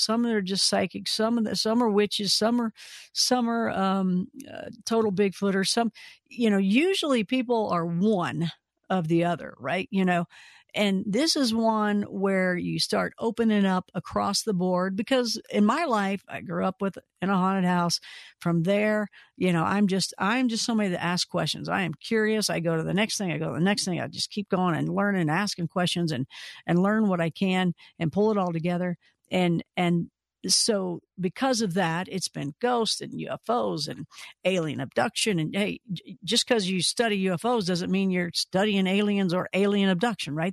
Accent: Kentucky, United States; we're both from Kentucky, so we have the same exact sense of humor, same type of, everybody sounds the same there

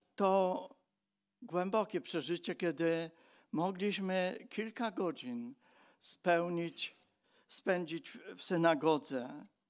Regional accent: Silesian Voivodeship, Poland; my przyjeżdżaliśmy jako Ślązacy

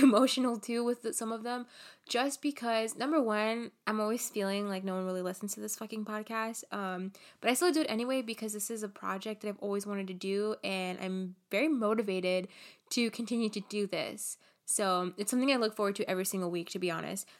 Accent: Los Angeles, California, United States; I was born and raised here in Los Angeles

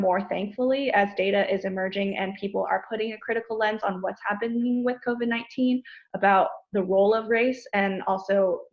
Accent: Silicon Valley, California, United States; moved away as an adult; now in St. Louis, United States; I grew up in Silicon Valley, a pretty wealthy area full of Asian and Asian

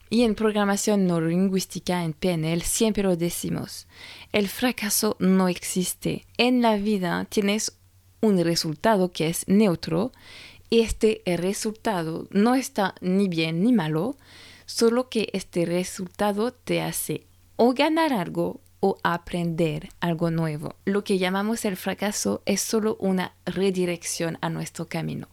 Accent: France; moved away; francesa y coach de imagen

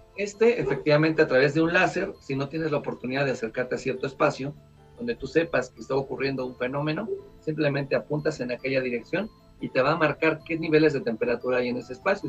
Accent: Querétaro, Mexico; la ciudad de Querétaro, de donde soy originario

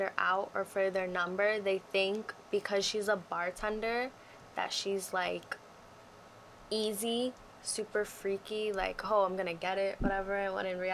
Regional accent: New York City, New York, United States; I'm from New York City

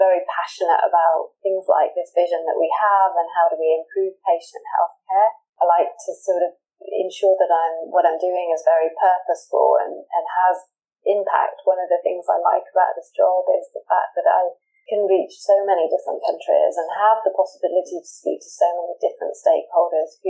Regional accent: United Kingdom; moved away as an adult; now in Singapore; I'm originally from the UK, which I think you can tell from my accent.

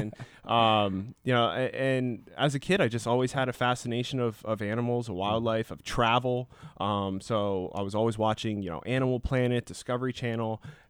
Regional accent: Bangor, Pennsylvania, United States; Bangor, Pennsylvania.

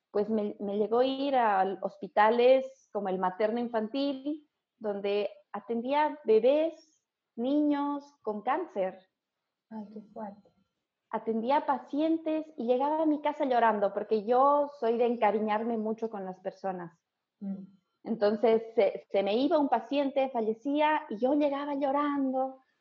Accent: La Paz, Bolivia; Sí, estudié kinesiología en Bolivia, en la UNSA.

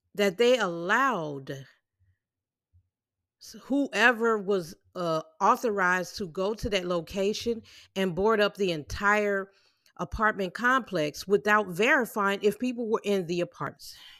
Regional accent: Illinois, United States; I'm from, I'm from the Illinois area

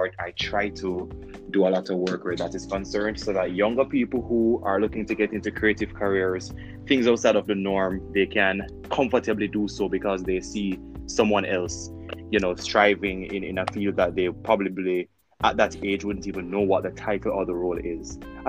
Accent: Kingston, Jamaica; I'm based in Jamaica. So I'm from Kingston, Jamaica.

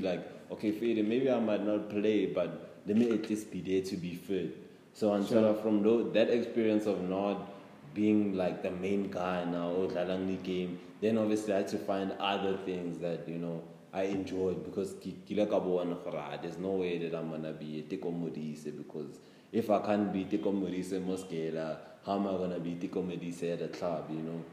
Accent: Pretoria, Gauteng, South Africa; I'm from Pitori

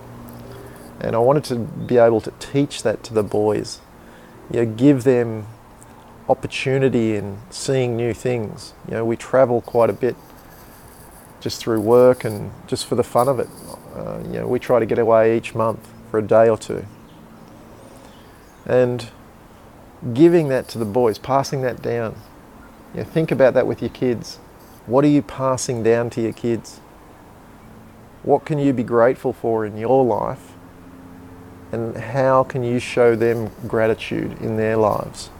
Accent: Canberra, Australian Capital Territory, Australia; born or raised there

